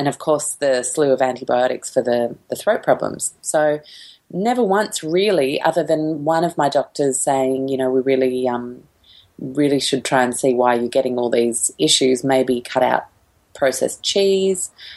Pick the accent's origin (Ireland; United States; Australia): Australia; Sydney, New South Wales; I grew up in Sydney